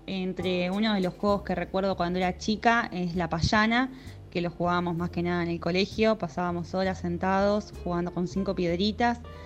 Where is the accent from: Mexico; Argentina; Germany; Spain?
Argentina; Chacabuco, Buenos Aires Province; now in Buenos Aires, Argentina; de Chocabuco, provincia de Buenos Aires. Eh, actualmente vivo en Capital.